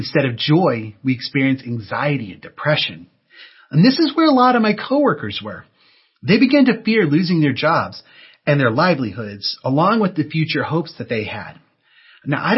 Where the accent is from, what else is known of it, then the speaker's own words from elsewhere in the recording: Texas, United States; moved away as an adult; now in California, United States; I grew up in Texas, and I came out here to California to go to college.